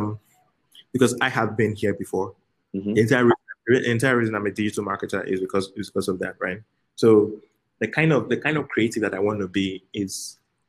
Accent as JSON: {"language": "English", "region": "Lagos", "country": "Nigeria", "tie": "born or raised there", "also_born_or_lived": "Benin City, Nigeria", "said": "I was born in Lagos. I spent a few years in Benin as a kid, but I spent most of my time in Lagos"}